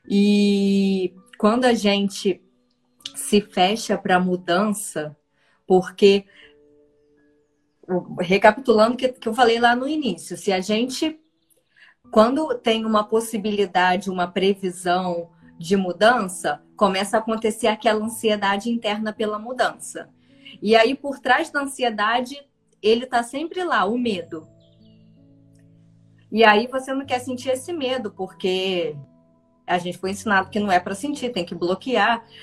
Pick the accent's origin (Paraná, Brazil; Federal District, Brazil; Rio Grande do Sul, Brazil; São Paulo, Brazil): Paraná, Brazil; Sou do Paraná, de Conselheiro Ma é isso, né?